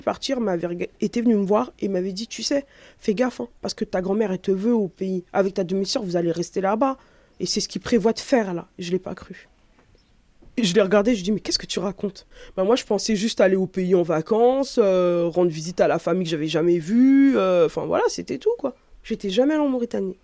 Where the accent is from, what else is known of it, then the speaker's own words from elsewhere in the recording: France; je suis née ici, je suis née en France, euh, j'ai grandi ici